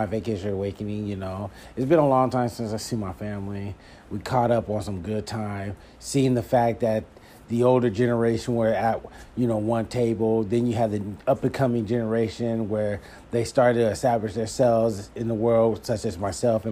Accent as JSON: {"language": "English", "town": "Philadelphia", "region": "Pennsylvania", "country": "United States", "moved": "yes", "said": "I'm from Philadelphia and it was good to be back east. I felt at home"}